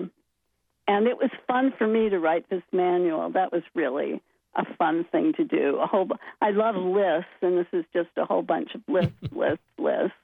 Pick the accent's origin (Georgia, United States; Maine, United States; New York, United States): Maine, United States; Bangor; I loved growing up in Maine, and I loved Bangor